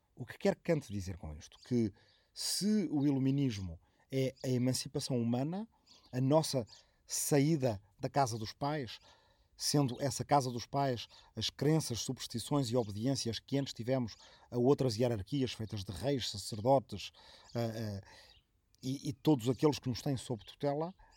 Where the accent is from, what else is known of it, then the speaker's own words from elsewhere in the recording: Arrifana, Ribatejo, Portugal; minha aldeia de origem, de Arrifana, no Ribatejo